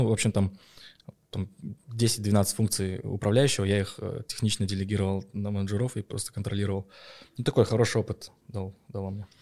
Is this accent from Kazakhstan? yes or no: yes; Petropavl, North Kazakhstan Region, Kazakhstan; в моем родном городе Петропавловске франшиза была куплена